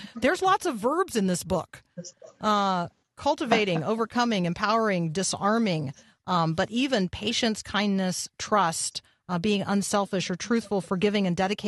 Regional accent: Tampa, Florida, United States; I grew up in Tampa

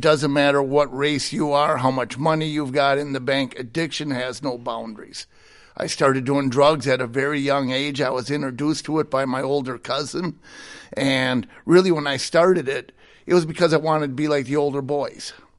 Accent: Hastings, Minnesota, United States; Hastings, Minnesota

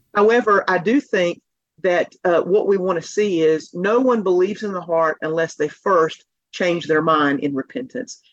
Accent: Asheville, North Carolina, United States; now in Fort Worth, United States; I'm from Asheville, North Carolina area, but reside now in Fort Worth, Texas

